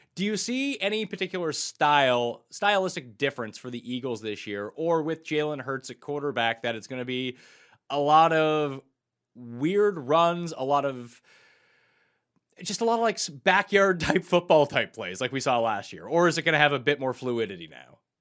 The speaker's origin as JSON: {"language": "English", "country": "Canada", "also_born_or_lived": "New Jersey", "moved": "yes", "said": "I am Canadian"}